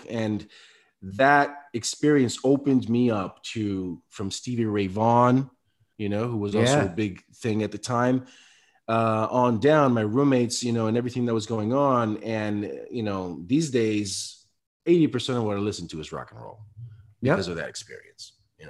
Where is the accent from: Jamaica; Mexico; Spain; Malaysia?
Spain; I came from Spain, you know, my mother's black, my father's Puerto Rican. I grew up listening, you know, Motown and hip hop.